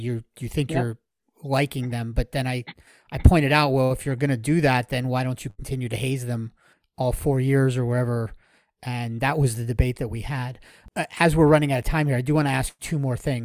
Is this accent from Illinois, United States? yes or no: no; South Florida, United States; I grew up down here in South Florida, and I've been a Hurricanes fan my whole life